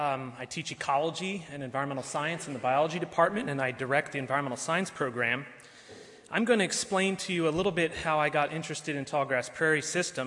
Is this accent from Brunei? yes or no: no; Narok County, Kenya; I was born in Kenya, and I spent my early years bumping around the savannas of Maasai Mara looking for wildlife